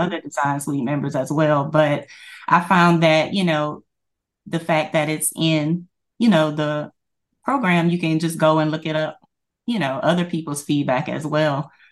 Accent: Louisiana, United States; I am from Louisiana, and, uh, I currently work for the state

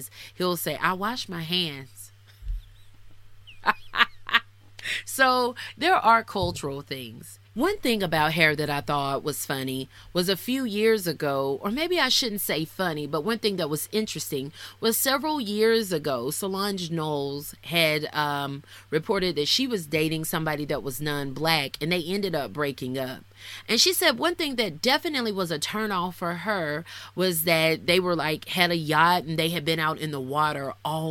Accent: the South, United States; I'm from the South. I'm black

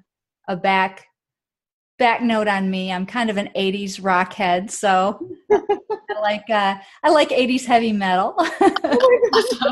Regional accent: Michigan, United States; moved away as an adult; also born or lived in Wisconsin; now in Atlanta, United States; I'm from the Midwest. I grew up in Michigan, born in Wisconsin

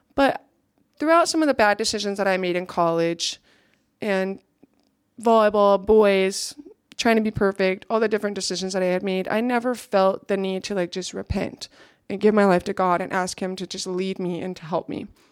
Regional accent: Ulysses, Kansas, United States; So that's where I grew up

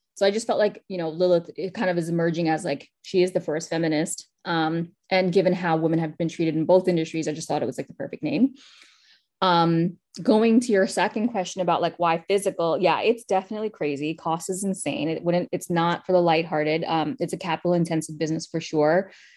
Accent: New York City, New York, United States; my childhood and, like, growing up in Queens

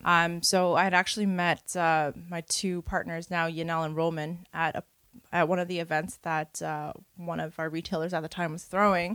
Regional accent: Toronto, Ontario, Canada; I was born and raised in Parkdale.

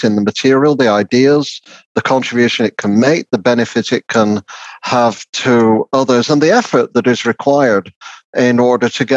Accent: Lancashire, North West England, United Kingdom; the kind of working class experience I had growing up in Lancashire

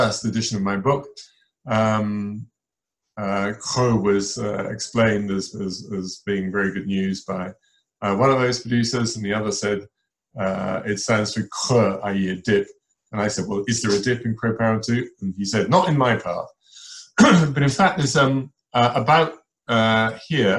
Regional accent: Hampshire, South East England, United Kingdom; when I was a boy and growing up in Hampshire

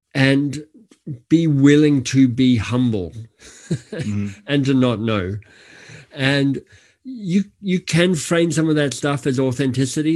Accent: Australia; moved away; I'm Australian by birth

